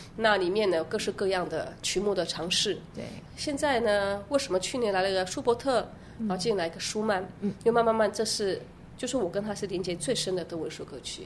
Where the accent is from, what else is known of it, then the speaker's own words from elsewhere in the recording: Yilan, Yilan County, Taiwan; moved away as an adult; also born or lived in Weimar, Germany; 我小时候是在宜兰长大的，那时候你来还没有大学，也没有音乐班